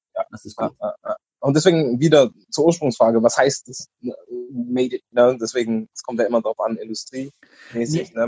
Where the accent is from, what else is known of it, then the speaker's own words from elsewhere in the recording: Stuttgart, Baden-Württemberg, Germany; also born or lived in North Carolina, United States; now in Berlin, Germany; ich bin ja in Stuttgart groß geworden